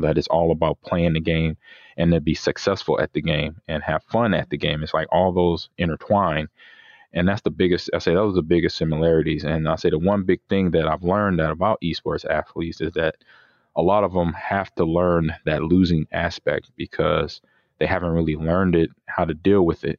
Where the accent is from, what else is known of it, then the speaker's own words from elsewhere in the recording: Omaha, Nebraska, United States; moved away; Omaha, Nebraska, my hometown